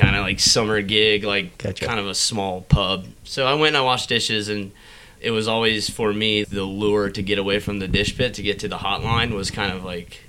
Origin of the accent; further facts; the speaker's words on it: Cincinnati, Ohio, United States; moved away as an adult; also born or lived in Charlotte, North Carolina; Cincinnati, Ohio. Grew up there. Went away to culinary school in Charlotte, Johnson, Wales.